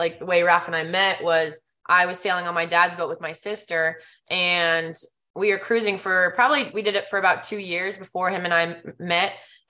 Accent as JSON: {"language": "English", "region": "Michigan", "country": "United States", "tie": "born or raised there", "also_born_or_lived": "California", "moved": "yes", "said": "I was actually born in California because my parents had their cruising boat over there, and then grew up mostly in Michigan after that, but flew down to Florida all the time to go cruising on that same boat."}